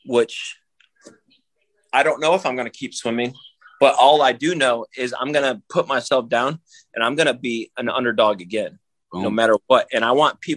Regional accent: Daytona Beach, Florida, United States; I grew up in Daytona Beach

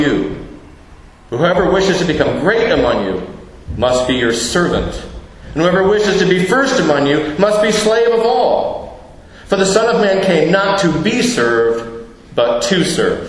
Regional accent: United States; moved away; my home country, the United States

